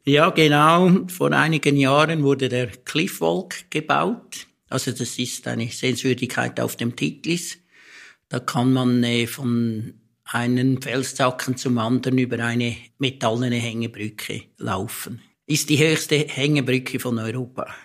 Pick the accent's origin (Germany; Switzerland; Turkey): Switzerland; Stans, Nidwalden; ich komme eigentlich grundsätzlich aus Stanz, also ich, das ist meine Heimat, ich komme von hier